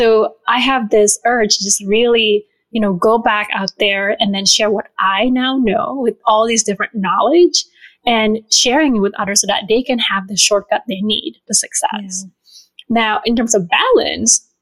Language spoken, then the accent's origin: English; Bali, Indonesia; now in Chicago, United States; I was originally born and raised in Bali